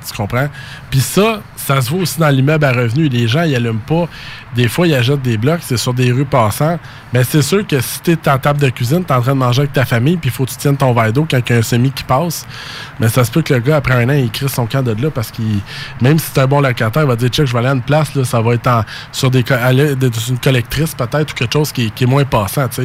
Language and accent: French; Saint-Jean-sur-Richelieu, Quebec, Canada; je viens de Saint-Jean-sur-Richelieu